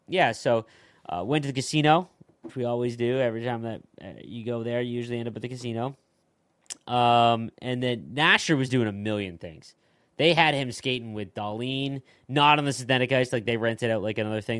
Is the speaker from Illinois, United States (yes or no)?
yes; Chicago, Illinois, United States; we, we are from Chicago